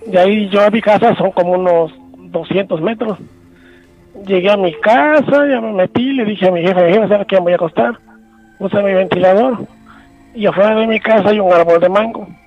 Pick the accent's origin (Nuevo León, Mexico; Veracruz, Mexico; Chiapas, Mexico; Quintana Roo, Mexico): Quintana Roo, Mexico; El Palmar; Este, soy de aquí del Palmar.